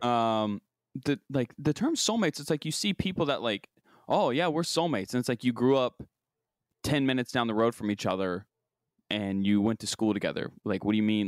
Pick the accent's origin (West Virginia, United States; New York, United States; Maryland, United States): West Virginia, United States; moved away; the creme de la creme of growing up in my hometown and the sign of, the, the status symbol of when you make it is when you have a, a little pontoon boat and you can go out on the Ohio River